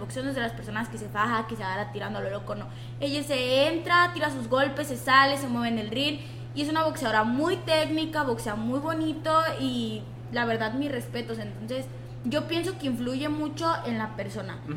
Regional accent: Mexico; nosotros como mexicanos

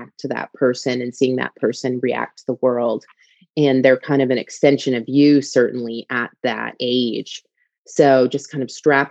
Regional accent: East Coast, United States; moved away as an adult; also born or lived in England; now in United Kingdom; I'm from the East Coast

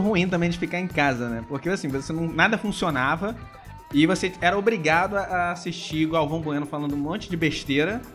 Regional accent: Brazil; eu não sou alemão, sou brasileiro

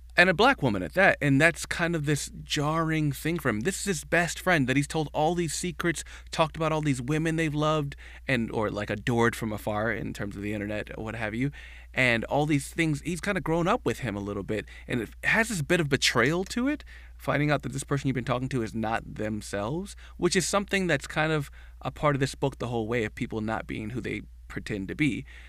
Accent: Midwest, United States; growing up in the Midwest

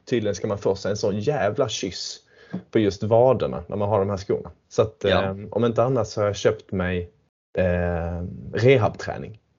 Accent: Sweden; now in London, United Kingdom; Jag är svensk, ja.

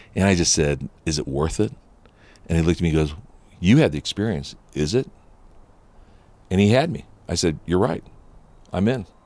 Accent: Upland, California, United States; born or raised there; first language Japanese; English is a second language

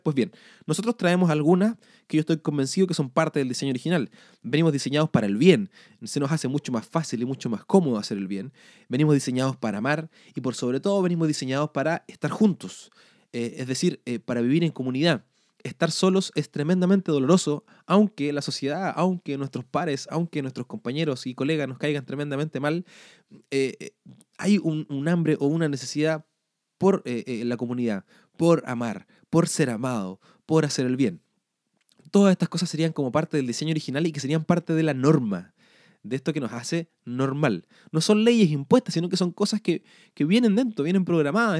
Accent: Chile; nacimos en Chile o en Sudamérica, en eh, Chile en mi casa

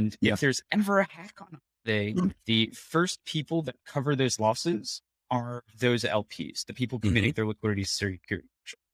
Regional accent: United States; as an American developer

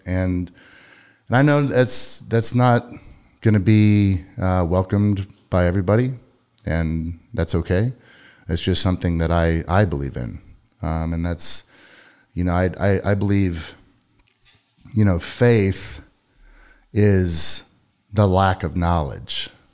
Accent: Katy, Texas, United States; I grew up in Katy

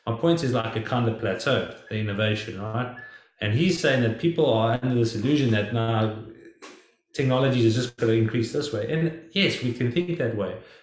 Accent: South Africa; now in United States; us growing up in South Africa and now me living in the United States

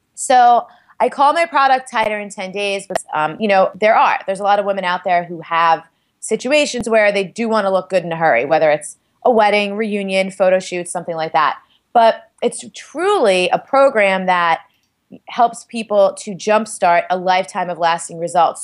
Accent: New York City, New York, United States; I'm from Staten Island

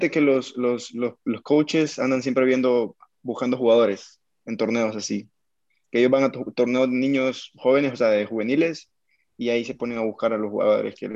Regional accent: El Salvador; also born or lived in Bogotá; Sí, yo soy salvadoreño.

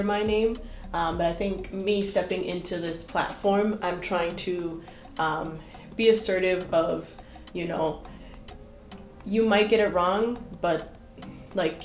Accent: Boston, Massachusetts, United States; moved away as an adult; now in Brockton, United States; born and raised in Jamaica Plain, Boston

